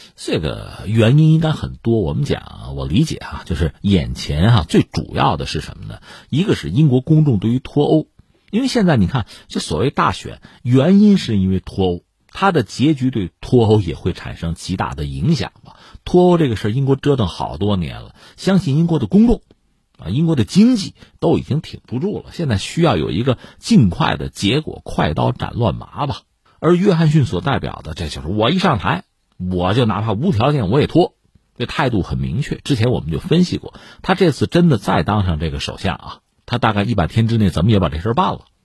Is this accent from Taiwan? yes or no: no; China; 我们中国人